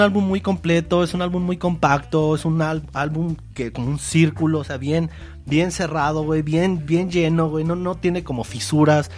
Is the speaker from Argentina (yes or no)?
no; Mexico; somos de México